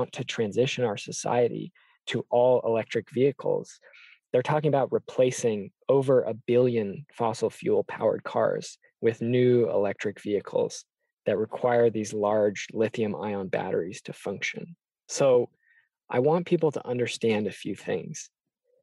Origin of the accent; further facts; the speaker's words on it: near Seattle, Washington, United States; I grew up in Washington State, near Seattle, Duwamish territory